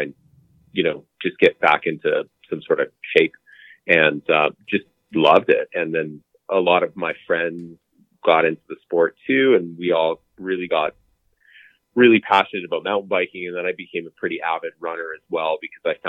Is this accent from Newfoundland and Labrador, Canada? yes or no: no; Calgary, Alberta, Canada; I'm born and raised in Calgary, Alberta